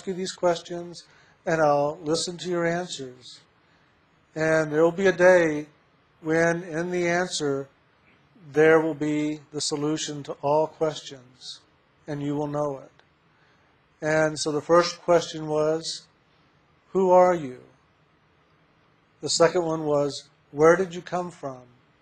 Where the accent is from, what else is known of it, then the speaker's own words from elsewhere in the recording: San Antonio, Texas, United States; I was born in San Antonio, Texas.